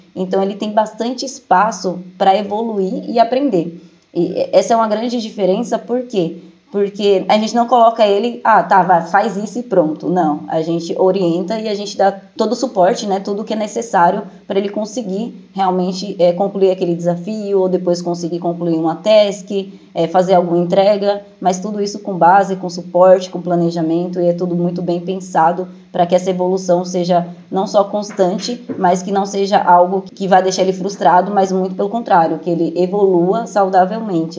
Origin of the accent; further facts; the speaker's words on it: Jandira, São Paulo, Brazil; eu sou de Jandira, São Paulo.